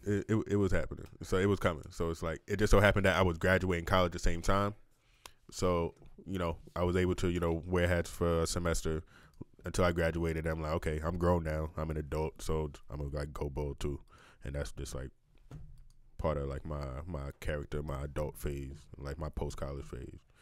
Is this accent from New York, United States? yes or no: yes; New York City, New York, United States; moved away as an adult; also born or lived in Long Island; now in Kansas City, United States; Born and raised, yeah, yeah. Born and raised in New York. Like I was born, literally born in Far Rockaway.